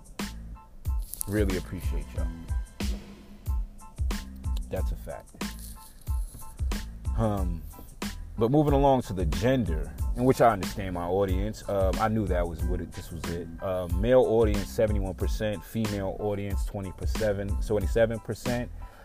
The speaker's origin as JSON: {"language": "English", "region": "New York", "country": "United States", "said": "I'm from New York, but I was never considered that obnoxious New Yorker."}